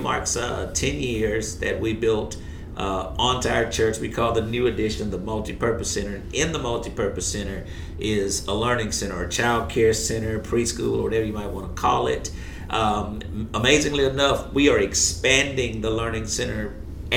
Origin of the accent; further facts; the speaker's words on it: Shreveport, Louisiana, United States; Born and raised right here